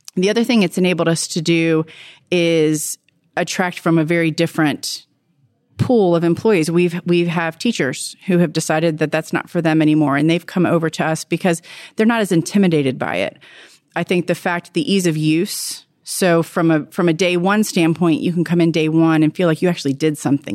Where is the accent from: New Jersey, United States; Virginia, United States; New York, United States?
Virginia, United States; I'm from Virginia